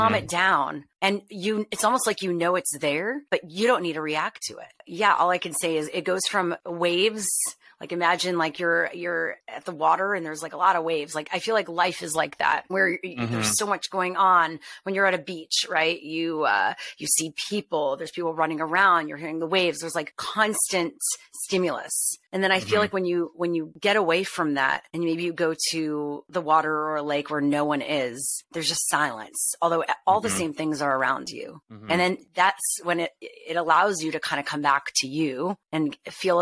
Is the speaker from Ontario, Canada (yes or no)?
no; Montreal, Quebec, Canada; I'm from Montreal. So my first internship was Just for Laughs.